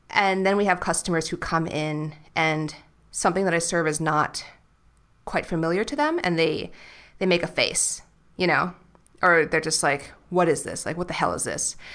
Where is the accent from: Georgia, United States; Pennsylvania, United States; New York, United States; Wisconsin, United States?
New York, United States; New York City; And I'll just say, like, New York City.